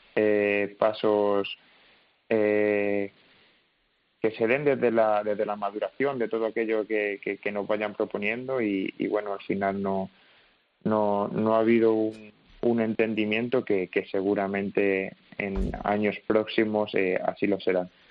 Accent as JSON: {"language": "Spanish", "area": "Toledo", "region": "Castilla-La Mancha", "country": "Spain", "said": "tanto Tomás Rufo como Álvaro Alarcón y yo, somos, somos los tres de Toledo"}